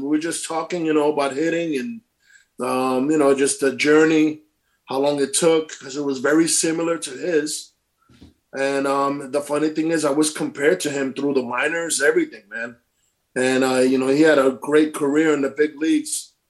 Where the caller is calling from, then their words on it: Connecticut, United States; I'm calling from now. I live in Connecticut, actually, right now.